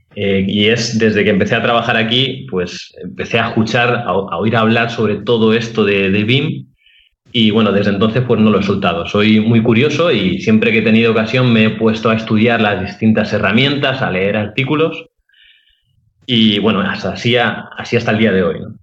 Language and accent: Spanish; Alicante, Valencian Community, Spain; soy arquitecto de Alicante